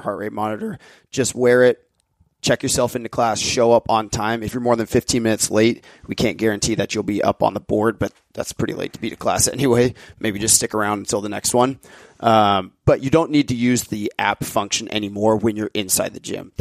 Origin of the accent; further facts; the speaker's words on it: United States; We're American